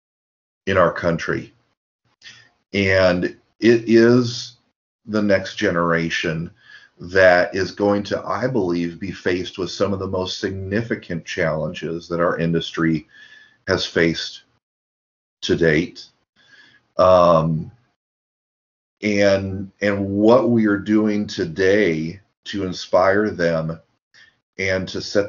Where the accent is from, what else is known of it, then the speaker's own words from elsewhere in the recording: Lincoln, Nebraska, United States; now in Davis, United States; as a kid growing up in Lincoln, Nebraska